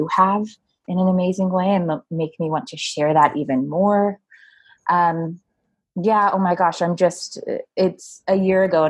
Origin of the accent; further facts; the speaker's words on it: California, United States; moved away as an adult; now in New York, United States; I born and raised in California, went to school in California.